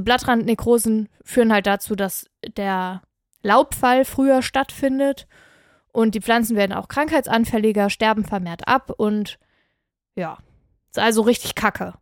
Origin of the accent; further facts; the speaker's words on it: near Aachen, North Rhine-Westphalia, Germany; ich bin ja hier um die Ecke aufgewachsen